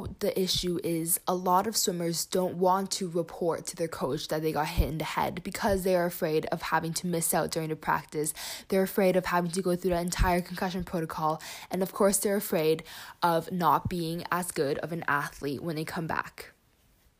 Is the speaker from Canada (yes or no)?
yes; Canada; I am a Canadian artistic swimmer